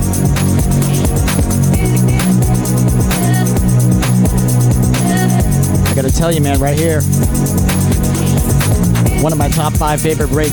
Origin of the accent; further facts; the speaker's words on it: Tampa, Florida, United States; We grew up together in Tampa